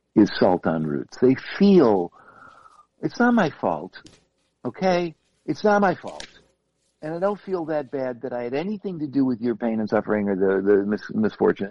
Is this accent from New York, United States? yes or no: yes; Buffalo, New York, United States; I come from Buffalo